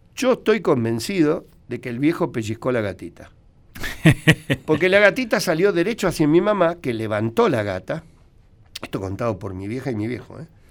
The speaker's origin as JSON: {"language": "Spanish", "region": "Buenos Aires", "country": "Argentina", "tie": "born or raised there", "said": "yo nací en, Cabildo y Zavala a la vuelta."}